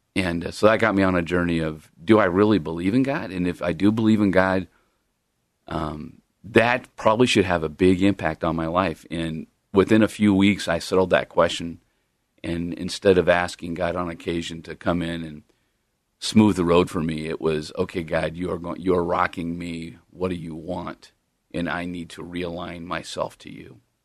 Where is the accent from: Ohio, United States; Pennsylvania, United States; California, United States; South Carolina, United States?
California, United States; Long Beach; moved away; Long Beach, California